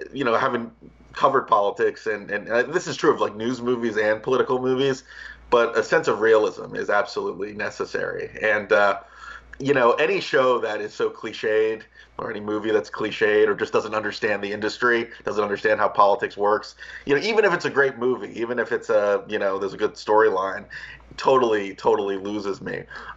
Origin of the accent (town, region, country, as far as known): Springfield, Virginia, United States; born or raised there